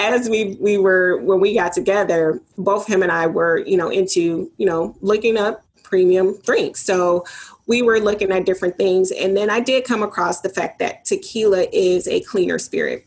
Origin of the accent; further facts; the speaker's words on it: Detroit, Michigan, United States; born and raised in Detroit